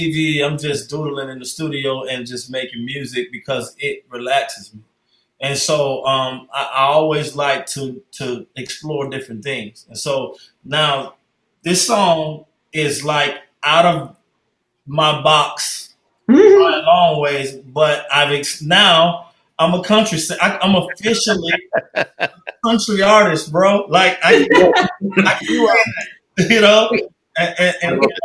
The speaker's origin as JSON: {"language": "English", "town": "Deerfield Beach", "region": "Florida", "country": "United States", "also_born_or_lived": "Atlanta, Georgia", "moved": "yes", "said": "I'm originally from Deerfield Beach, Florida, which is a little north of Miami"}